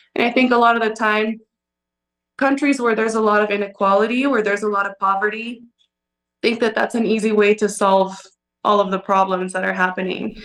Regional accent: Cochabamba, Bolivia; My hometown. I was born here. I grew up here.

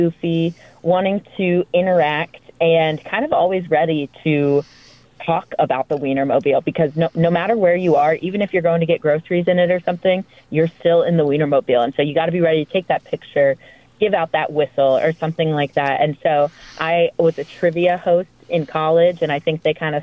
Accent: Atlanta, Georgia, United States; moved away; I'm from Atlanta, Georgia

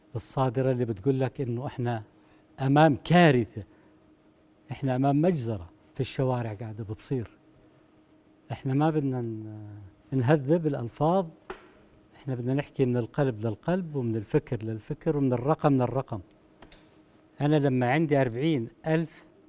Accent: Jordan; عندنا في الاردن

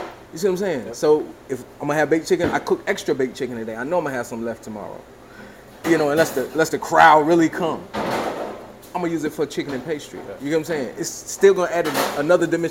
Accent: Greenville, United States; Greenville, my home

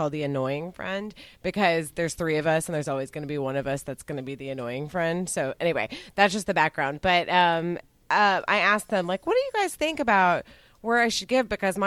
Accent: Texas, United States; I did go to public school in Texas

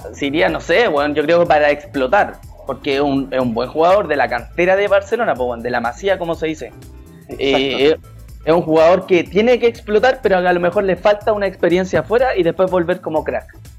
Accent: Chile; somos tan chacoteros los chilenos

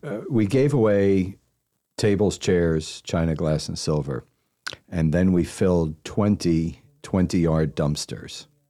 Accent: Pennsylvania side of Philadelphia, United States; moved away as an adult; also born or lived in Washington, D.C. / New Jersey / Dallas / San Francisco; now in Charlotte, United States; I was born in D C and I spent, uh, nine years on the Jersey side of, of Philadelphia and nine years on the Pennsylvania side of Philadelphia

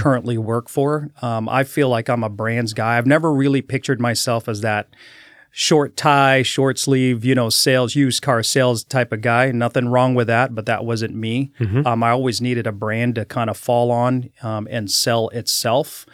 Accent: Daly City, California, United States; moved away as an adult; also born or lived in San Francisco; for my first five years of my life, and then we moved to South San Francisco, a town of uh, called Daly City.

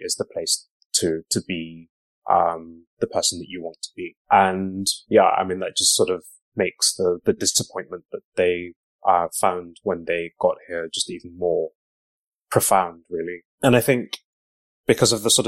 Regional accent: Black Country, West Midlands, United Kingdom; I grew up in the Black country as well, born in the early 80s

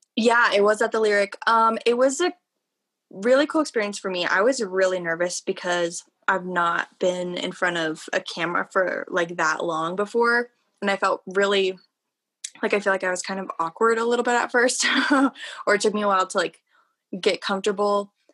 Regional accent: Broomfield, Colorado, United States; moved away as an adult; now in Fort Collins, United States; I'm from Broomfield, Colorado, yeah. but moved here for CSU

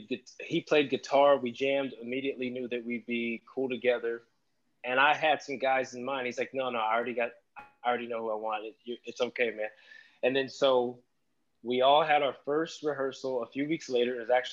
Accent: Sacramento, California, United States; now in Las Vegas, United States; I came from Sacramento, California.

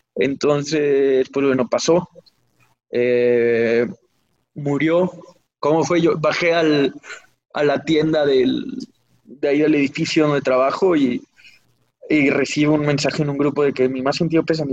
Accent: Mexico; nací en el 92 en México

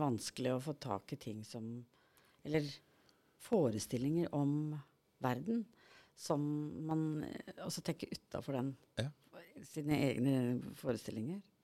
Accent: Norway; jeg vokste opp på Hardangervidda

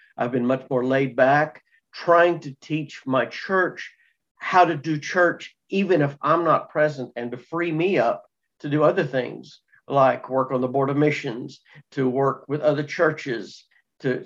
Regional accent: Texas, United States; moved away; I'm originally from Texas, so I told them that's where I came from.

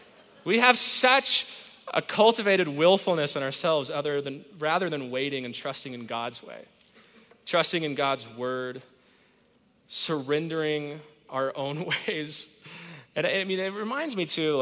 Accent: Whittier, California, United States; now in Colorado, United States; I was born in California, in East LA, in a mighty suburb called Whittier

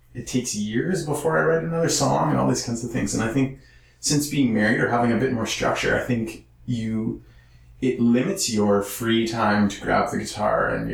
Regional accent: Saskatchewan, Canada; moved away; I'm from Saskatchewan

